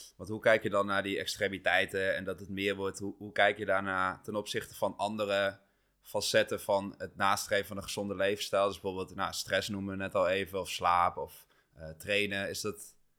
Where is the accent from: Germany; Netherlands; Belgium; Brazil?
Netherlands; Achterhoek, Gelderland; moved away; ik kom oorspronkelijk uit de Achterhoek